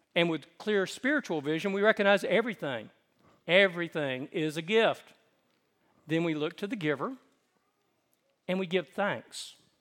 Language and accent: English; the South, United States; I grew up in the South